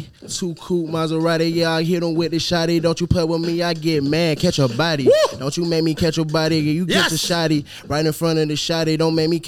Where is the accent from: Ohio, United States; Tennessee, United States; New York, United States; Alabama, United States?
Alabama, United States; Montgomery; I'm from Montgomery, Alabama